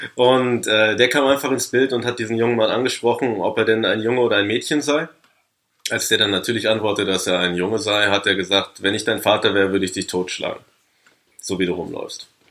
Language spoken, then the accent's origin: German; Paderborn, North Rhine-Westphalia, Germany; meiner Heimatstadt Paderborn.